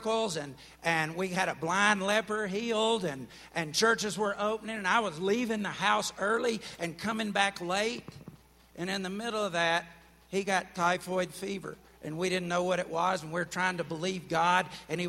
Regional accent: Alabama, United States; moved away; I'm from Alabama

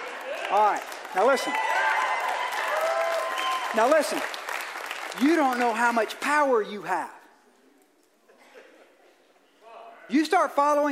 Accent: Georgia, United States; I'm from Georgia.

